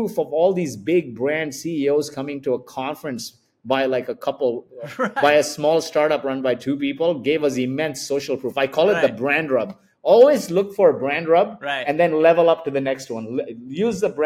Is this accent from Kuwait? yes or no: yes; Kuwait; now in Dubai, United Arab Emirates; I was born in Kuwait